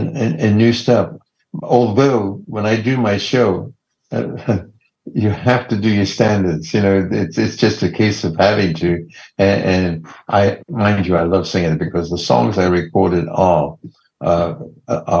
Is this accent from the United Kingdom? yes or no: yes; Leicester, East Midlands, United Kingdom; now in Los Angeles, United States; Leicester, my hometown